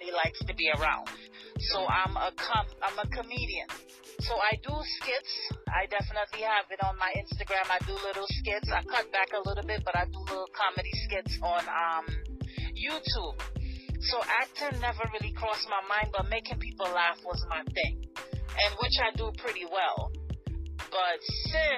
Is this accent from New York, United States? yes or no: yes; New York, United States; also born or lived in Trinidad and Tobago; I was definitely raised in New York, but I am from Trinidad and Tobago